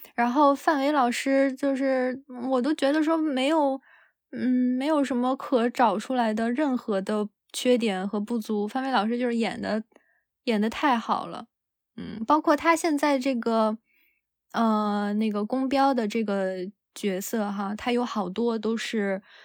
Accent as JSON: {"language": "Chinese", "region": "Northeast China", "country": "China", "said": "作为东北人"}